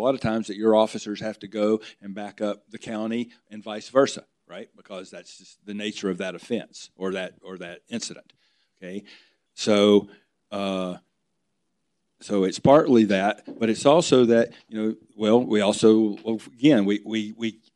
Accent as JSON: {"language": "English", "area": "outside of Nashville", "region": "Tennessee", "country": "United States", "tie": "born or raised there", "moved": "yes", "said": "I grew up outside of Nashville in the bedroom community"}